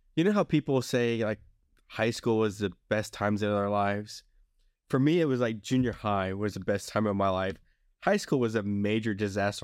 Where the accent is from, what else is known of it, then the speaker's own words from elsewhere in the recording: Long Beach, Mississippi, United States; also born or lived in Alabama; nineteen eighty-three, I lived in Long Beach, Mississippi.